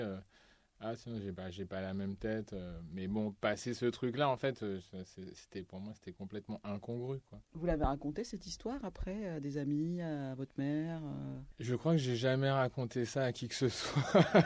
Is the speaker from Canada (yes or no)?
no; Martinique; j'ai grandi en Martinique